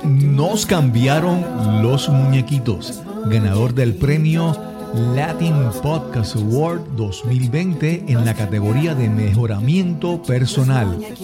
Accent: Puerto Rico; en Puerto Rico le diríamos gerencia de proyectos

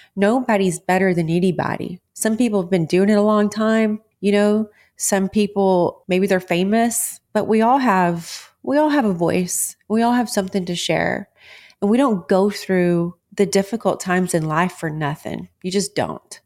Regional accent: Texas, United States; I'm a born and raised Texas girl

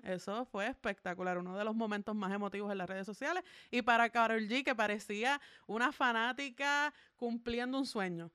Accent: Puerto Rico; como puertorriqueña

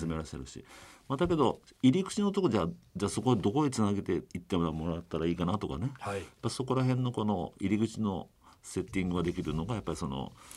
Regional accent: Miyazaki, Japan; now in Tokyo, Japan; 私あの実は宮崎の出身なんですけど

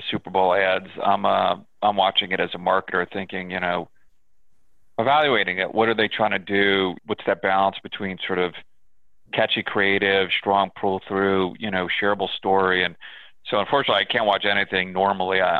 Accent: New York, United States; Uh, I'm a New Yorker. I'm a ah.

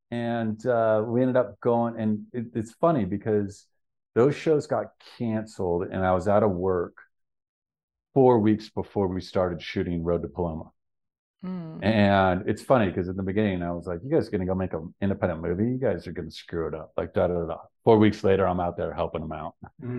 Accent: Lake Tahoe, United States; We're both from Lake Tahoe, and that's what all our friends did.

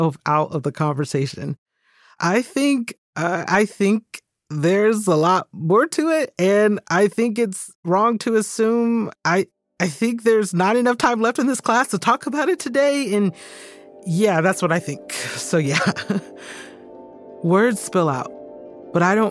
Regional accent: Georgia, United States; moved away as an adult; also born or lived in Birmingham, England; my home state of Georgia

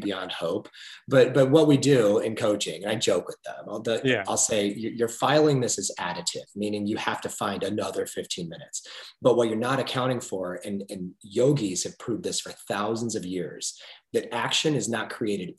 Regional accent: United States; the great biographies of business leaders that I grew up on in America

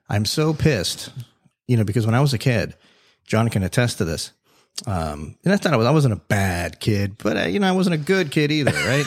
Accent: Davie, Florida, United States; accent: New York; also born or lived in New York City; I lived in New York for, you know, about five years as a kid, right? I was born in South Florida, moved to New York, came back

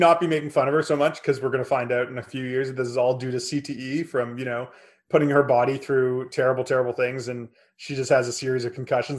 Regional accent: Canada; Everyone I knew growing up was a Steve Nash fan, if you were Canadian, even though came from a different part of Canada than we were from.

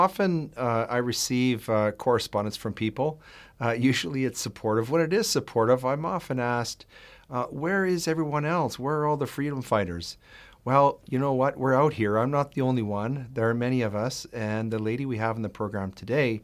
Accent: Edmonton, Alberta, Canada; I'm originally from Edmonton

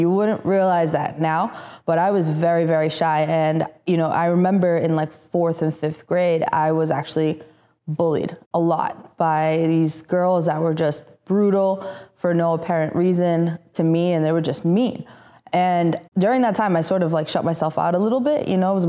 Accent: Italy; English is a second language; also born or lived in Tirana, Albania; So pretty much I was born in Tirana, Albania. I moved to Italy when I was 6 months old. And from there, I went to school in the Vatican.

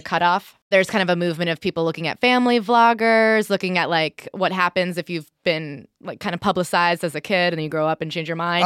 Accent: Hoboken, New Jersey, United States; now in Brooklyn, United States; I live in Brooklyn. I'm from Hoboken

